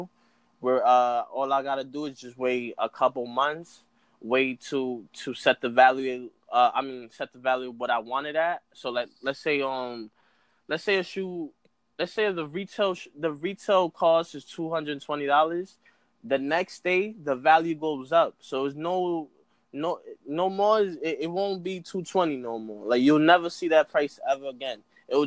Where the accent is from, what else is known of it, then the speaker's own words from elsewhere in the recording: New York City, New York, United States; I come from New York, so that's why I'm a New York fan for anything. I'm from the Bronx